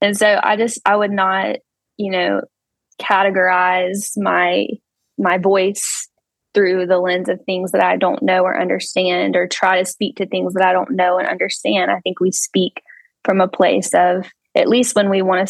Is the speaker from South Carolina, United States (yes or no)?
yes; Anderson, South Carolina, United States; I'm from Anderson, South Carolina, where we currently reside